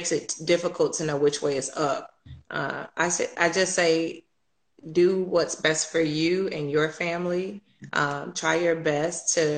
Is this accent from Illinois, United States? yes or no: yes; Chicago, Illinois, United States; moved away; I'm originally from Chicago.